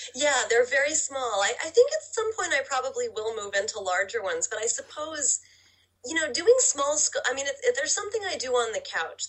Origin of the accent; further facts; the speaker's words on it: Oklahoma, United States; I'm from Oklahoma